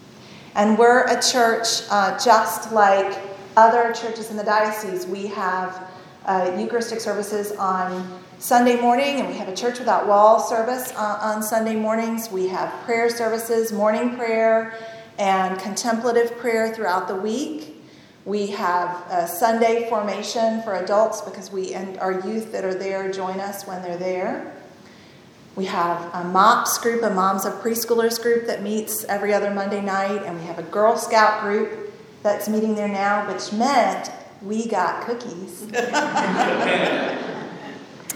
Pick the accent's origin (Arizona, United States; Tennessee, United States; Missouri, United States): Tennessee, United States; moved away; also born or lived in Ohio; I grew up in Tennessee